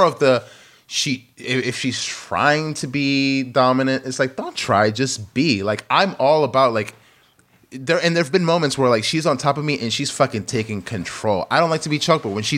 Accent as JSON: {"language": "English", "region": "New York", "country": "United States", "said": "I'm from New York, and I was there for 9/11"}